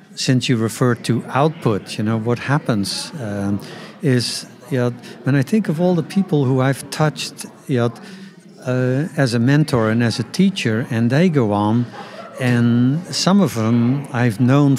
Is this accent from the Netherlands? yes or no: yes; Netherlands; I grew up in the Netherlands